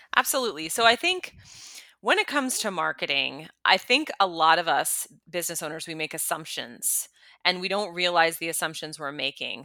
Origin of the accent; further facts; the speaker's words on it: United States; me as an American woman